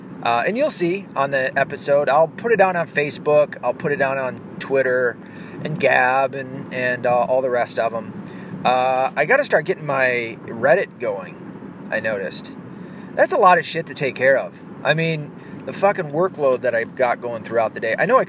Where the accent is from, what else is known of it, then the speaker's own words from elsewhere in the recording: the South, United States; accent: Southern; also born or lived in North; because my accent is almost all but gone from the South. Believe it or not, it was a lot more twangy at one point.